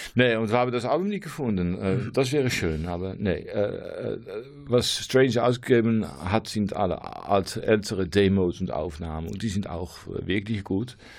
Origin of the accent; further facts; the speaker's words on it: near Rotterdam, South Holland, Netherlands; German is a second language; moved away as an adult; now in Losser, Netherlands; ursprünglich komme ich aus der Nähe von Rotterdam, aber wir sind umgesogen für zehn Jahre.